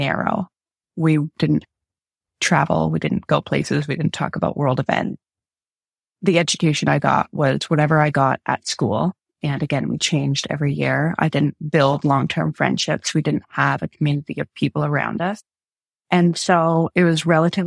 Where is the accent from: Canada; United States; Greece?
Canada; moved away as an adult; also born or lived in England; I was from Canada.